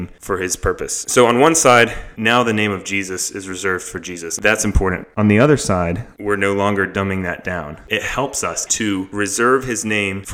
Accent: the South, Southern United States, United States; I am Southern boy. I grew up in Bless Your Heart

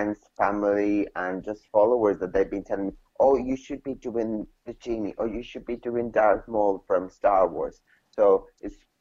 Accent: Mexico; now in United Kingdom; I'm originally from Mexico.

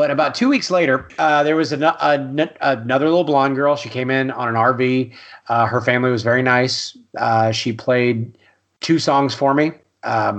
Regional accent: Austin, Texas, United States; I am from Austin, Texas.

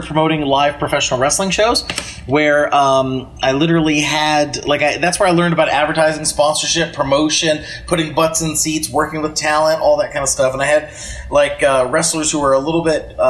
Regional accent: Pennsylvania, United States; I grew up in Pennsylvania

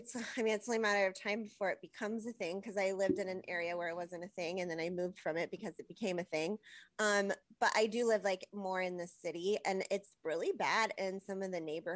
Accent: Los Angeles, California, United States; moved away as an adult; now in Portland, United States; I'm from California, from Los Angeles area, which is also a shithole

